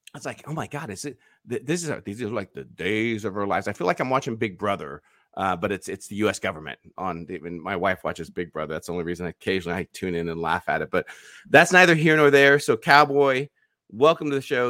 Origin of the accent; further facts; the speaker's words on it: United States; as an American